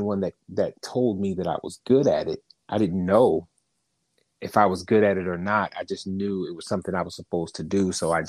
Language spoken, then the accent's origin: English; New Jersey, United States; Originally, I'm from New Jersey.